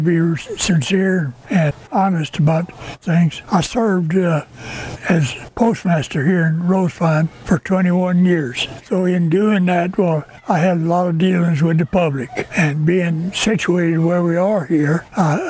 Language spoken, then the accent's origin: English; Jennings, Louisiana, United States; I was born and raised in Jennings, Louisiana